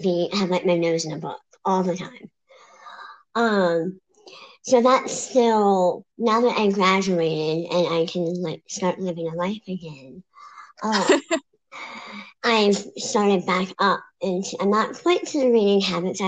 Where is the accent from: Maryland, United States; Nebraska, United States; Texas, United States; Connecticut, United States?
Maryland, United States; moved away as an adult; now in Pennsylvania, United States; So I was born and raised in Maryland. I moved to Pennsylvania about almost 2 years ago